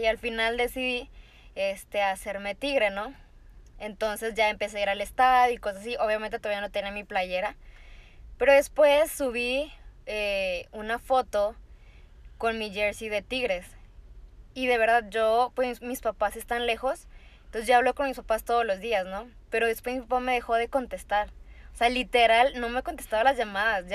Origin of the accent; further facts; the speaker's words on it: Tamaulipas, Mexico; now in Monterrey, Mexico; Pero después me mudo a, Monterrey, que yo no soy de, acá, yo soy de Tamaulipas